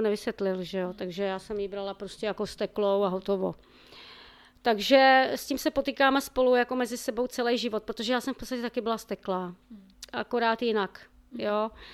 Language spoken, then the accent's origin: Czech; Ostrava, Moravian-Silesian Region, Czechia; pocházím z Ostravy